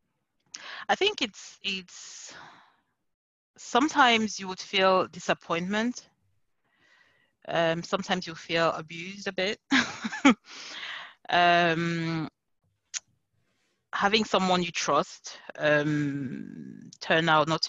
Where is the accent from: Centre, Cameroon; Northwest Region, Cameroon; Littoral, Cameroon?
Centre, Cameroon; Yaoundé; now in London, United Kingdom; I was born in Yaoundé. You know Yaoundé, that's where I grew up most of the times